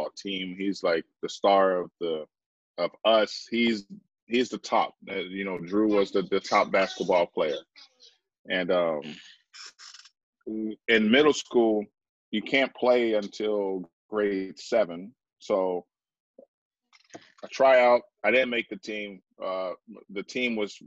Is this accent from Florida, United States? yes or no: no; Detroit, Michigan, United States; moved away as an adult; also born or lived in Vancouver, Canada; I grew up in Detroit, Michigan